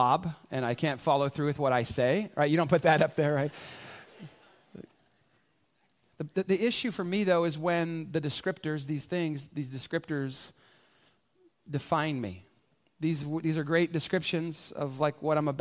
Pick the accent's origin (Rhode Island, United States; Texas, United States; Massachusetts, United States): Texas, United States; San Antonio; I was born specifically here in San Antonio, right? This is hometown USA for me